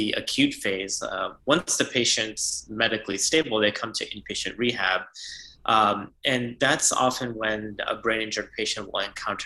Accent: Chicago, Illinois, United States; moved away as an adult; also born or lived in Ann Arbor, Michigan / Houston, Texas; now in Boston, United States; I'm originally from the Chicagoland area. I grew up there

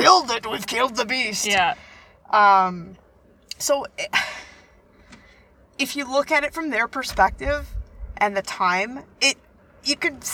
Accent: Canada; We're from Canada

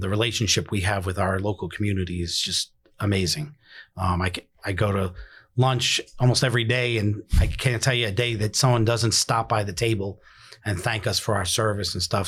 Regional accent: New York City, New York, United States; moved away as an adult; now in Pasco County, United States; originally born and raised in the Bronx, uh, moved down here as a young adult

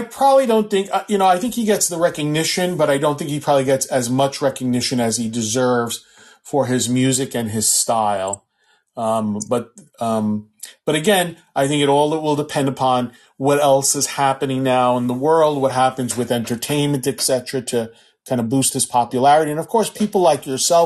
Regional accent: New York City, New York, United States; I was born and raised in New York City. I was born and raised on the Lower

